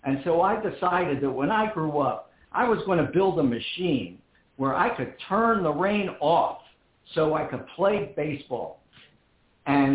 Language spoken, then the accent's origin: English; Philadelphia, Pennsylvania, United States; I'm born and raised in Philadelphia